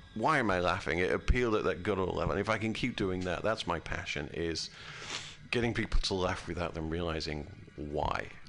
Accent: United Kingdom; now in United States; I'm from a British country. I'm from Great Britain

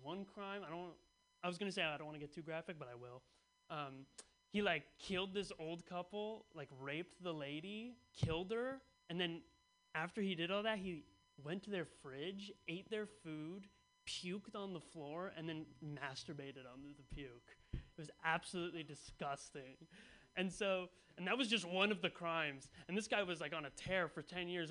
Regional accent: Bay Area, California, United States; I grew up in the Bay Area, so it's a pretty liberal culture

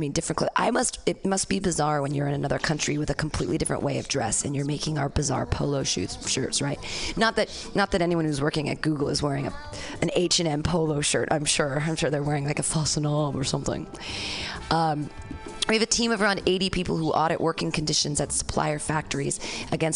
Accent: United States; We as American women

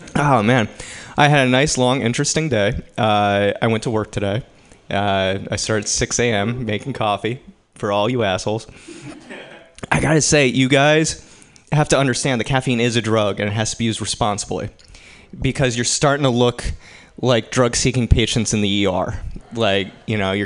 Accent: East Coast, United States; now in San Francisco, United States; I grew up on the East Coast

